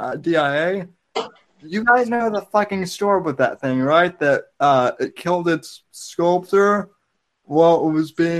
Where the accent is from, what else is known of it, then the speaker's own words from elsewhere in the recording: Denver, Colorado, United States; I'm from Denver